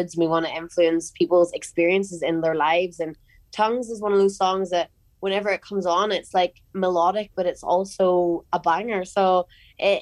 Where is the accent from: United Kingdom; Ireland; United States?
Ireland